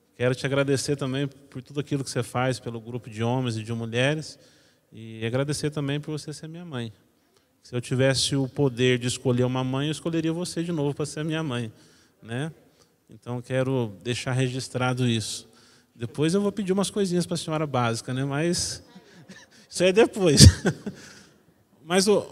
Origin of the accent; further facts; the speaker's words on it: Minas Gerais, Brazil; Como eu sou mineiro